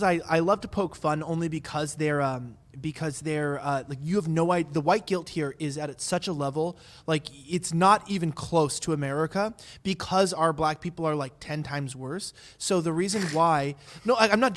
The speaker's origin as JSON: {"language": "English", "country": "United States", "said": "I'm not from here. I'm from the United States."}